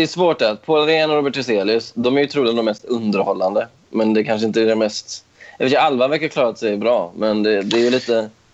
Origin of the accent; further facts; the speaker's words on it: Stenungsund, Västra Götaland, Sweden; moved away as an adult; also born or lived in Ödsmål; now in Stockholm, Sweden; att bara vara hemma i Stenungsund igen.